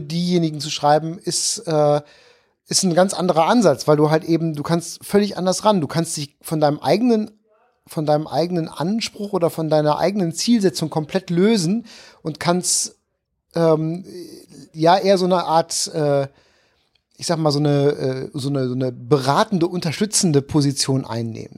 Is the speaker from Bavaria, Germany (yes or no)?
no; Issum, North Rhine-Westphalia, Germany; moved away as an adult; also born or lived in Kamp-Lintfort; now in Cologne, Germany; Ich bin äh, Niederrheiner ursprünglich geboren in Kamblinfort, Weltstadt Kamblinfort